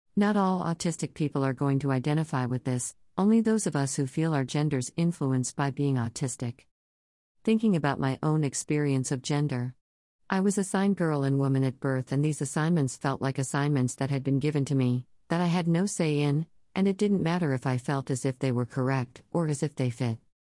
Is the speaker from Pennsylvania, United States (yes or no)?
no; Texas, United States; I grew up in Texas.